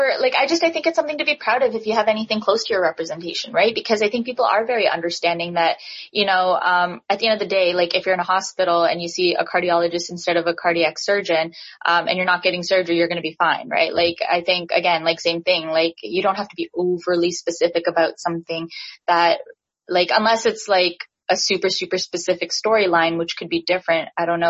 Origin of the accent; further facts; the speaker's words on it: Pakistan; And, you know, I'm Pakistani and my Indian friends absolutely love.